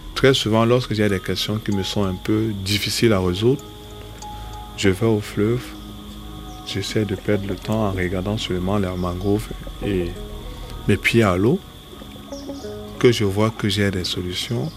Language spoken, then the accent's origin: French; Douala, Littoral, Cameroon; Je suis d'Edo